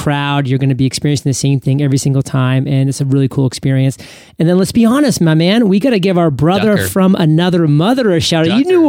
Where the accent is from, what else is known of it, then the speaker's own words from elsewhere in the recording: Maine, United States; one for my home state of Maine, my friend Rich Brooks puts on Agents of Change